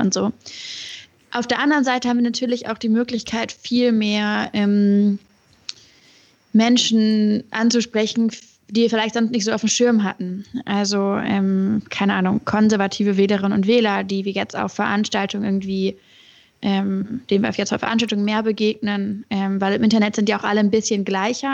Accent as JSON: {"language": "German", "region": "Hamburg", "country": "Germany", "tie": "born or raised there", "also_born_or_lived": "Göttingen", "moved": "as an adult", "lives_now": "Berlin, Germany", "said": "bei mir in, in Hamburg, wo ich aufgewachsen"}